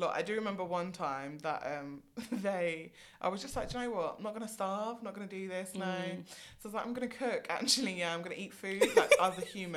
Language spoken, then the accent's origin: English; London, United Kingdom; I was black and from London